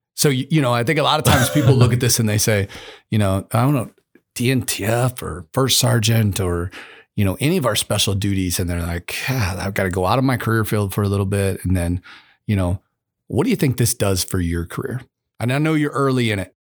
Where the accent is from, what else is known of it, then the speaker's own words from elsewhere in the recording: United States; I was a kid growing up in America